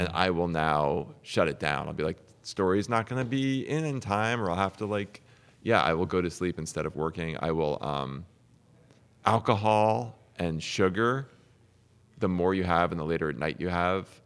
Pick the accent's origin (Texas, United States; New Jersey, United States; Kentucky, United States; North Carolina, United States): New Jersey, United States; I'm from New Jersey